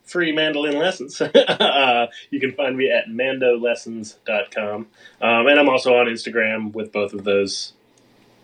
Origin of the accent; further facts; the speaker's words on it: Maine, United States; moved away as an adult; also born or lived in West Coast; I grew up in Maine